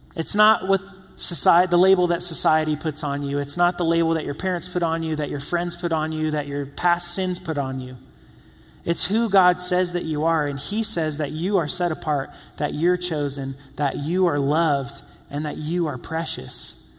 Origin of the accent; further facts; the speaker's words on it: South Carolina, United States; also born or lived in New York / Florida; growing up in South Carolina